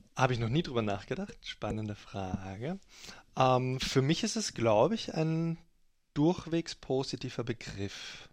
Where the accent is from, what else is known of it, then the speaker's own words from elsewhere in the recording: Germany; now in Austria; als Deutscher die deutsche Politik, weil ich jetzt seit langer Zeit in Österreich lebe